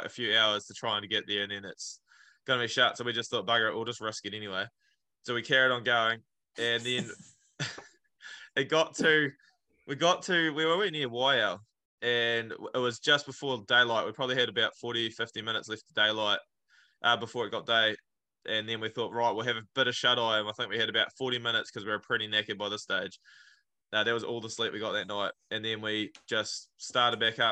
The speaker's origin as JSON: {"language": "English", "town": "Clinton", "region": "Otago", "country": "New Zealand", "tie": "born or raised there", "said": "Clinton, which is my hometown"}